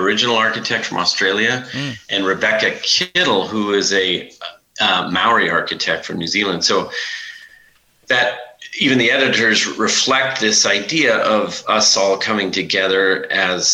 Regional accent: Billings, Montana, United States; Billings, where I grew up, was part of the reservation

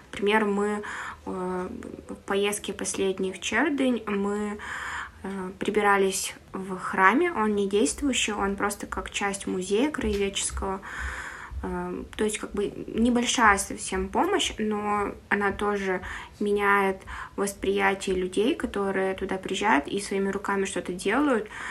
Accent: Komi-Permyak Okrug, Perm Krai, Russia; now in Perm, Russia; я сама тоже из Компермятского округа, то есть я там родилась

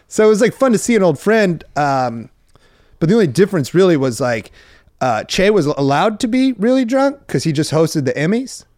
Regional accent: Iowa, United States; moved away as an adult; also born or lived in Huntington Beach, California; I'm from Iowa

